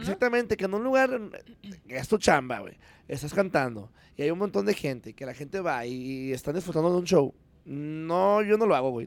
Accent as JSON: {"language": "Spanish", "country": "Mexico", "said": "tenemos que estar bien orgullosos de lo que somos y de lo que tenemos como mexicanos"}